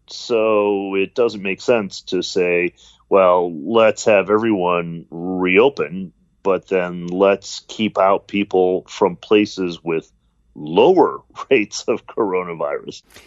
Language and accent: English; Detroit, Michigan, United States; I'm an American. I was born here in the United States, grew up in Detroit